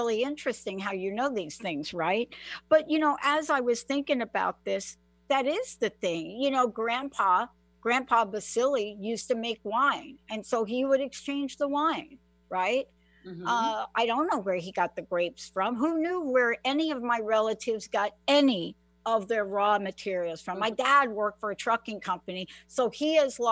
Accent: New York, United States; now in Pacific Northwest, United States; I grew up on the East Coast. And one of the things we did on the East Coast in the Bronx is every summer we would have these block parties

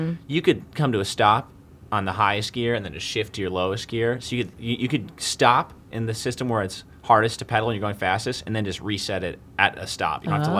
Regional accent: Rochester, United States; moved away; I'm from Rochester, I'm super soft.

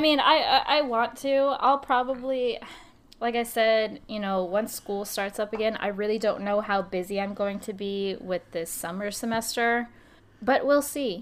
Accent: New Jersey, United States; I'm from Jersey

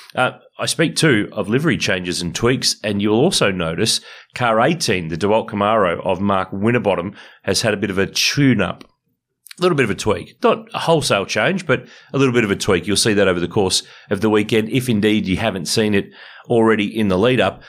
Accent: Ballarat, Victoria, Australia; moved away; We're both going home. We're both from Ballarat originally.

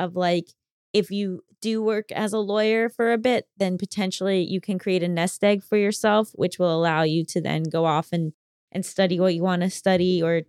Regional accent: Brazil; English is a second language; I'm 27 years old, and I'm from Brazil.

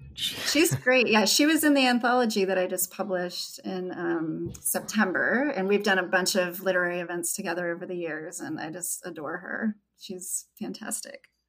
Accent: Red Bluff, California, United States; I grew up outside of Red Bluff in Derryville. There were about 175 people there

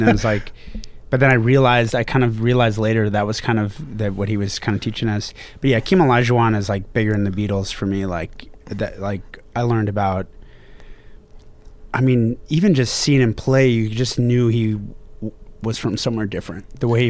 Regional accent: Houston, Texas, United States; also born or lived in Northern California; I was born in Northern California, moved to Houston at five. And so I grew up in Houston, kind of the height of the Olajuwon years in Houston.

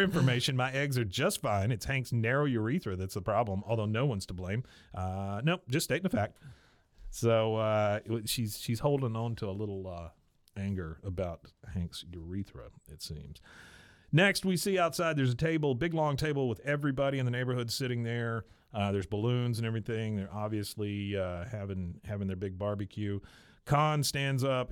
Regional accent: Taiwan; when I was born in Taiwan and when I was a kid

